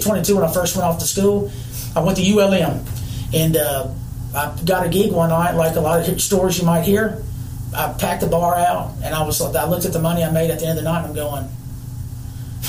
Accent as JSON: {"language": "English", "town": "Shreveport", "region": "Louisiana", "country": "United States", "tie": "born or raised there", "said": "I grew up in Shreveport, Louisiana"}